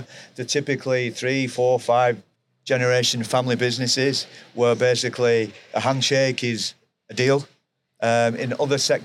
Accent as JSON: {"language": "English", "area": "near Manchester", "region": "North West England", "country": "United Kingdom", "said": "My home is near Manchester in England, UK"}